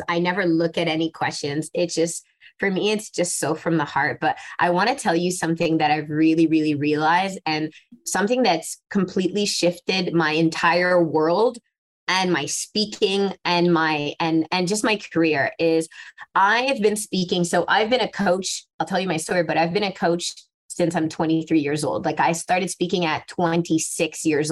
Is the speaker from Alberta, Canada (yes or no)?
no; Montreal, Quebec, Canada; also born or lived in Casablanca, Morocco; I was born in Casablanca in Morocco. At the age of three, I moved to Montreal.